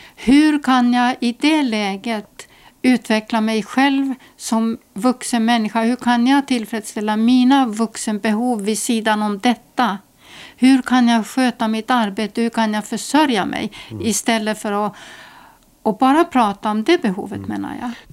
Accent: Estonia; now in Åland, Finland; jag är ju född mitt i Estland i, inlandet

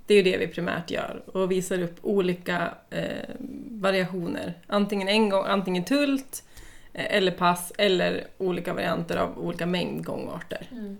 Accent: Sweden; moved away as an adult; also born or lived in Uppsala; now in Åland, Finland; jag kommer från Sverige från början.

